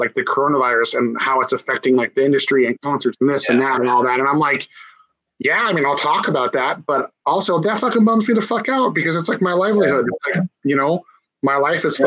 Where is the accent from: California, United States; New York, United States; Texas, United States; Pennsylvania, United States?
California, United States; growing up in California on the West Coast